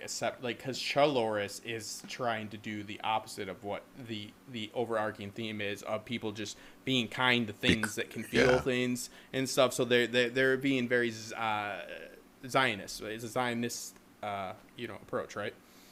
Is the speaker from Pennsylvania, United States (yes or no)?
yes; Pittsburgh, Pennsylvania, United States; born there; He sounds smarter because of the British accent, but I was born in Pittsburgh